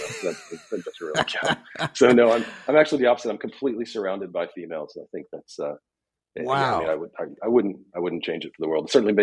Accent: Upper East Tennessee, United States; And also did grow up on a cattle farm and raised cattle in my younger years. Yeah, I was born and raised in Upper East Tennessee.

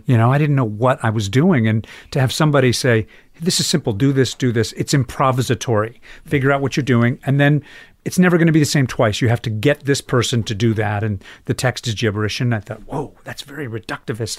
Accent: Chapel Hill, North Carolina, United States; moved away; also born or lived in New York; Chapel Hill, North Carolina was a strange place to come of age

